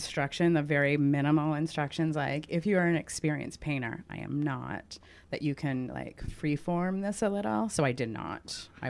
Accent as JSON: {"language": "English", "area": "Togus Pond", "region": "Maine", "country": "United States", "tie": "born or raised there", "said": "I grew up right on Togus Pond"}